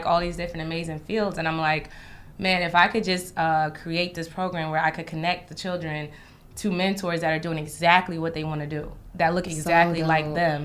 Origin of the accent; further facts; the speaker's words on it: East Orange, New Jersey, United States; moved away as an adult; now in New York, United States; I grew up in East Orange, New Jersey